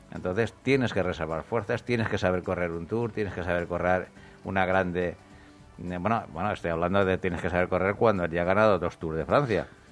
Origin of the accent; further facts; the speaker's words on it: a small town near Murcia, Region of Murcia, Spain; yo soy de un pueblecito muy cercano a Murcia